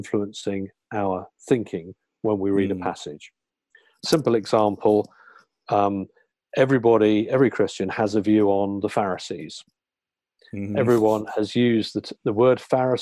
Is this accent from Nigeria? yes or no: no; United Kingdom; our British background, our educational background